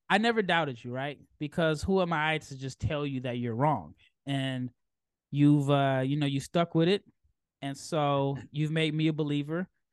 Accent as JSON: {"language": "English", "town": "Omaha", "region": "Nebraska", "country": "United States", "said": "I'm from Omaha"}